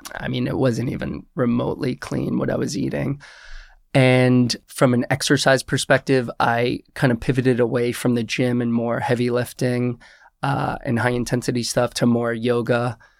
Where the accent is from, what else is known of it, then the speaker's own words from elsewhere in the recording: Westchester, New York, United States; I am originally from Westchester, New York.